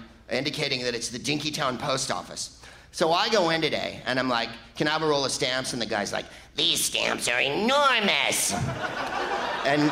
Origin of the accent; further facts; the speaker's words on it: California, United States; I'm from California